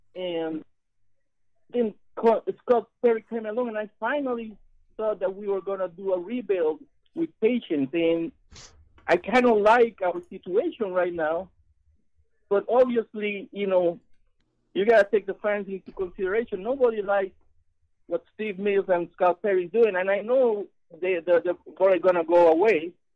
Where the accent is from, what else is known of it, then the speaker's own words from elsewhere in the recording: Puerto Rico; now in Tampa, United States; I'm calling from uh, Tampa, Florida, but I'm originally from Puerto Rico.